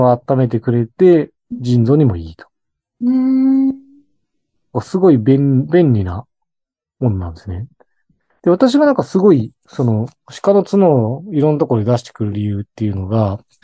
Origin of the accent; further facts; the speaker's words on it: Hokkaido, Japan; 私も北海道出身なので